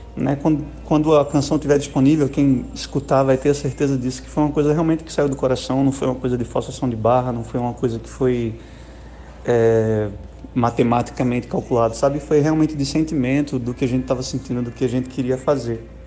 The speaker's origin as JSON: {"language": "Portuguese", "region": "Pernambuco", "country": "Brazil", "accent": "pernambucano", "said": "pelo meu sotaque pernambucano mesmo de falar"}